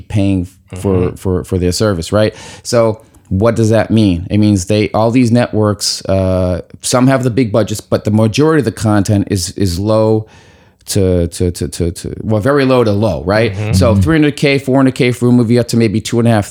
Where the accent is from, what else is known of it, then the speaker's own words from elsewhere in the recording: Boston, Massachusetts, United States; moved away as an adult; also born or lived in New York City; I was from Boston